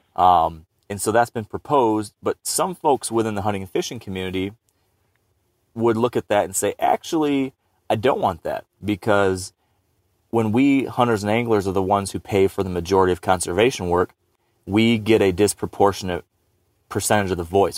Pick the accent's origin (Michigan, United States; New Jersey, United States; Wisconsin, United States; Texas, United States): Michigan, United States; my home state of Michigan